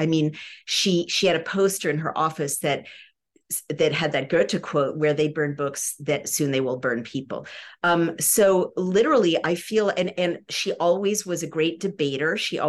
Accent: California, United States; I grew up in California.

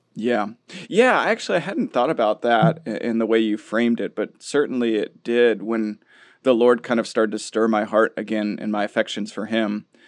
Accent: Minnesota, United States; We grew up in Minnesota

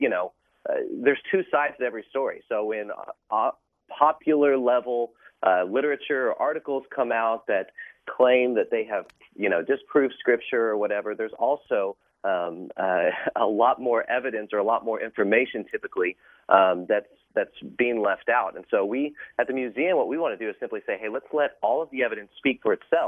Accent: Oklahoma City, Oklahoma, United States; moved away as an adult; now in New York City, United States; we're both from Oklahoma City and have spent our whole lives there

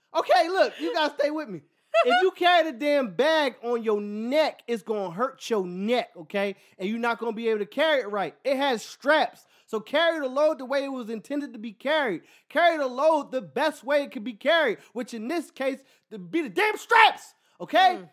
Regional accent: Philadelphia, Pennsylvania, United States; moved away; I'm from Philly

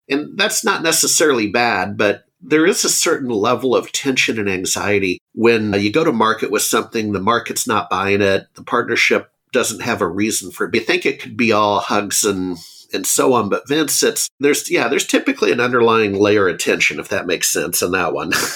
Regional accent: Anchorage, Alaska, United States; also born or lived in Seattle, Washington; now in Austin, United States; I grew up in Alaska.

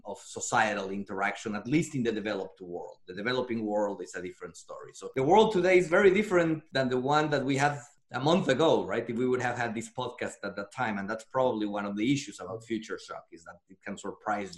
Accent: Mexico; moved away as an adult; also born or lived in Paris, France; now in United States; As you can hear by my accent, I'm Mexican-born. So I was born and raised in Mexico

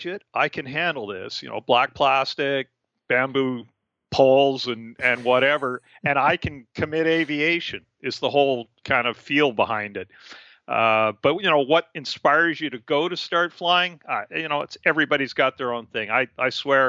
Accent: Canada; also born or lived in Abbotsford, British Columbia; I'm a Canadian. I live on the West Coast, and that's my home

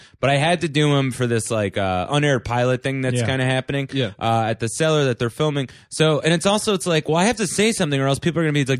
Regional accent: Bloomfield, New Jersey, United States; I grew up in North Jersey.

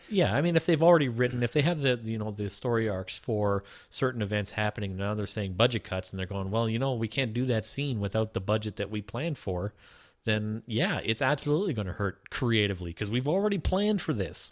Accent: Toronto, Ontario, Canada; we're from Toronto

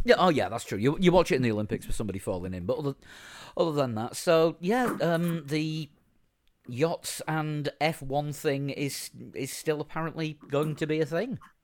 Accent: Yorkshire and the Humber, United Kingdom; I'm a Yorkshireman.

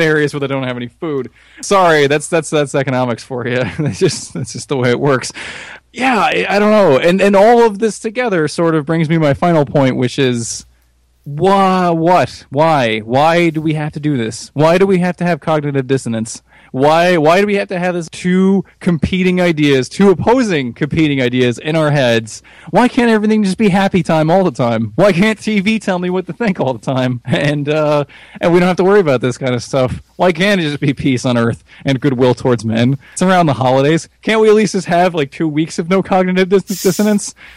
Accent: United States; As an American

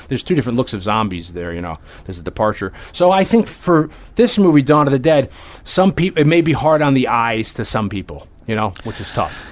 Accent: Hamden, Connecticut, United States; 20 minutes away from my hometown of Hamden

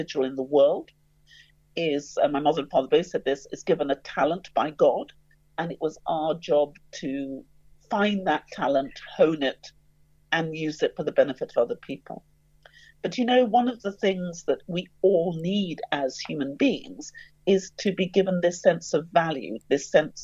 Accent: London, United Kingdom; I grew up in the East End of London, going to a state school

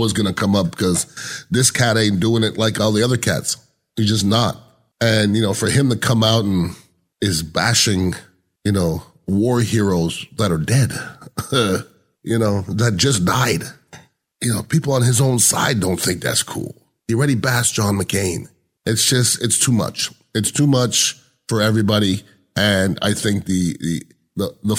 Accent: United States; we're, as American intelligent people

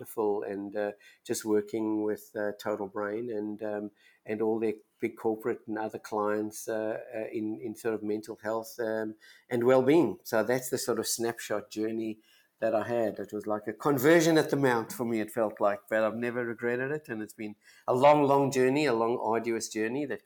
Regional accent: South Africa; moved away; I was born in South Africa and went to a wonderful university there called University of Witwatersrand

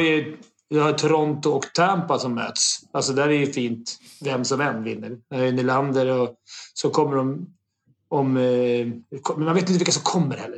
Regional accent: Sweden; vi svenskar

